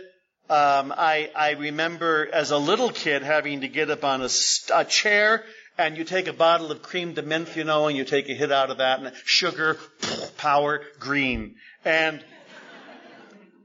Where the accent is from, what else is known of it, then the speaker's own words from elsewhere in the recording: San Jose, California, United States; also born or lived in Berkeley; I grew up in San Jose